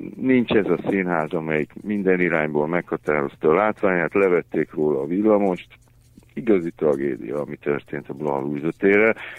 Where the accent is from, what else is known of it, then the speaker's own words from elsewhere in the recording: Debrecen, Hajdú-Bihar, Hungary; moved away as an adult; now in Budapest, Hungary; a szülővárosom is az Debrecen